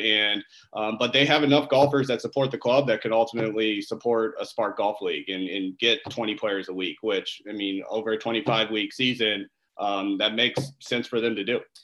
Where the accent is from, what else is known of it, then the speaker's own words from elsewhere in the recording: O'Fallon, Illinois, United States; growing up, my my family owned an ice cream uh, store in in our hometown of O'Fallon, Illinois. I'm from the Midwest